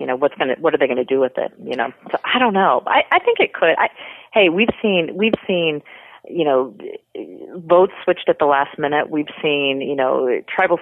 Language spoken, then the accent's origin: English; Cedar Rapids, Iowa, United States; the Iowa connection for me with Sarah, you know, and wanting to root for someone from my hometown